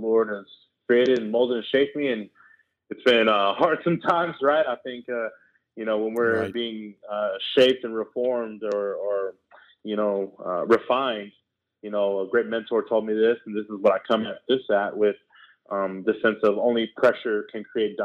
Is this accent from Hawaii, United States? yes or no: no; Houston, Texas, United States; moved away as an adult; I was born in Houston, Texas, came from Southwest Houston.